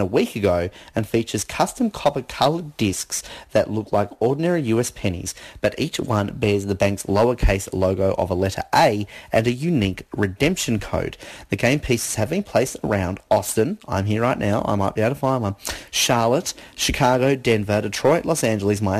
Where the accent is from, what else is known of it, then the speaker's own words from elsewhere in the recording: Australia; we're Australian